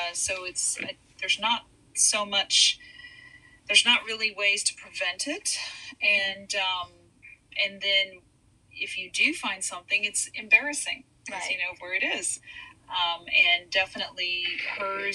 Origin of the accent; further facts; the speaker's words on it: Arlington, Texas, United States; also born or lived in Hawaii; now in Houston, United States; I was raised in Arlington, Texas. And I've been in Houston for 21 years now